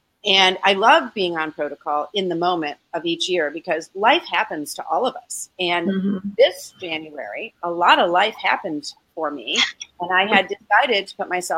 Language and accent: English; Florida, United States; because it's the winter and we're from Florida and we don't like cold weather.